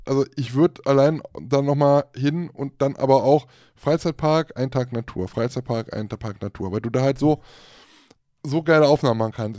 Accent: Germany; bei uns in Deutschland

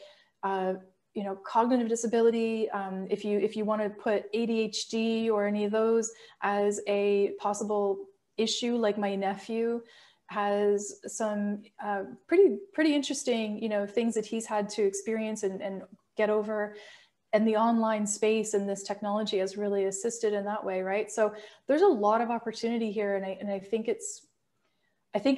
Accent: Canada; my favorite part about being Canadian

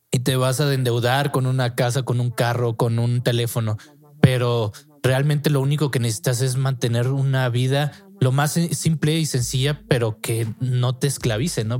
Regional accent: Mexico; nosotros como mexicanos

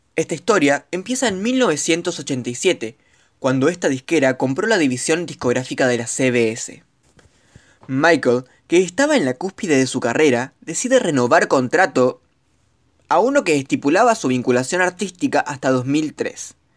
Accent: Argentina; argentino, estudiante de comunicación social

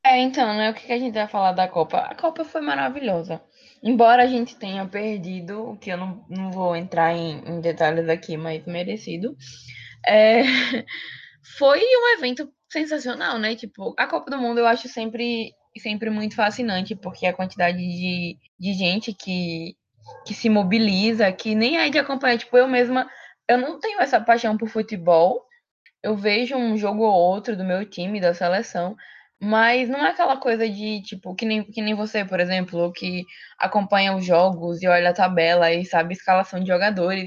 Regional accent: Brazil; estudantes, enquanto brasileiros

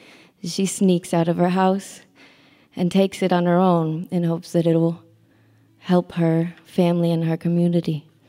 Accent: New Mexico, United States; also born or lived in Wisconsin; now in New York, United States; So I did grow up in New Mexico.

